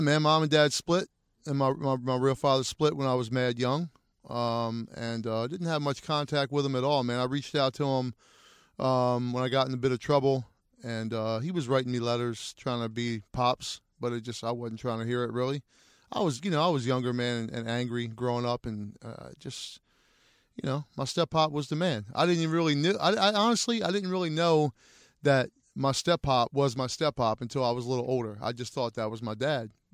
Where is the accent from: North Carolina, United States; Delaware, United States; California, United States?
Delaware, United States; Wilmington; moved away; I grew up in, for the most part of my life in, in Wilmington, Delaware